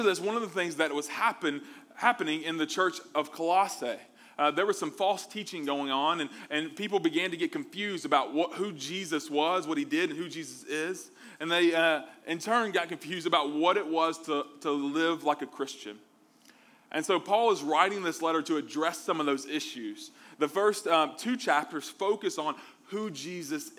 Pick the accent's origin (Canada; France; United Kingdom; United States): United States; Mobile, Alabama; Me growing up in the South, I'm from Mobile, Alabama